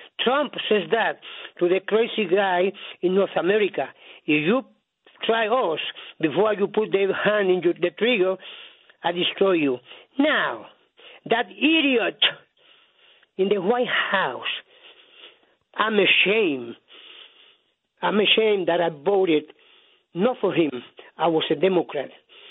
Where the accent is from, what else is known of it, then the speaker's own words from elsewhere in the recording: San Juan, Puerto Rico; also born or lived in Manhattan; now in New York, United States; I was a teenager back in San Juan, Puerto Rico, a teenager